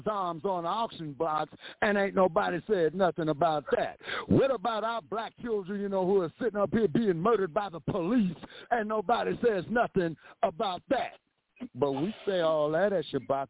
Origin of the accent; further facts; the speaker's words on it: Los Angeles, California, United States; I grew up in Los Angeles